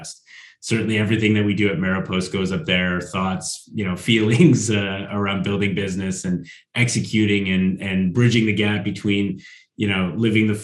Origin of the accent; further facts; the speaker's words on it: Northern Canada, Canada; now in Sweden; I'm from Northern Canada as well, where it's really, really cold.